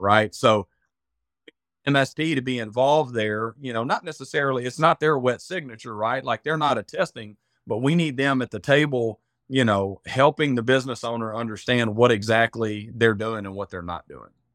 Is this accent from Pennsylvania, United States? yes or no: no; Arkansas, United States; accent: redneck; I'm from Arkansas, if you can't tell by the, uh, by the redneck accent